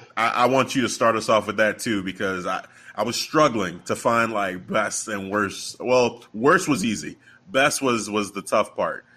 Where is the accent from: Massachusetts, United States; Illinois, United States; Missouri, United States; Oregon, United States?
Illinois, United States; Chicago; I was born and raised in Chicago